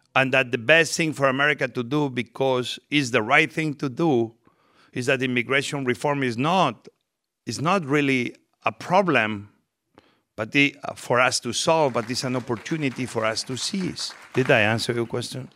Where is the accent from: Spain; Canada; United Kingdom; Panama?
Spain; English is a second language; moved away as an adult; now in United States; I came from Spain, I was very young